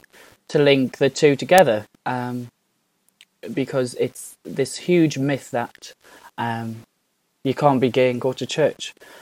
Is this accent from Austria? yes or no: no; Newcastle upon Tyne, North East England, United Kingdom; also born or lived in Blyth / Chopwell / South Shields; now in Chichester, United Kingdom; I'm from Newcastle. I'm from the north, which is just south of Scotland.